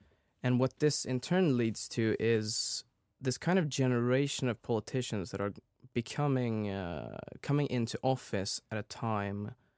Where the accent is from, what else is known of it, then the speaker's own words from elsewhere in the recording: Sweden; Yes, so as you said … I'm from Sweden.